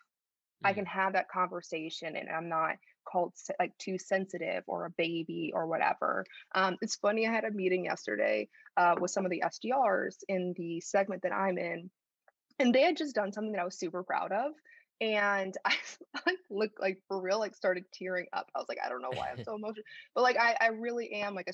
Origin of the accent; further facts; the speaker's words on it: Schaumburg, Illinois, United States; accent: Chicago; moved away as an adult; also born or lived in Chicago, United States / Paris, France; I grew up in a suburb of Chicago called Schaumburg, Illinois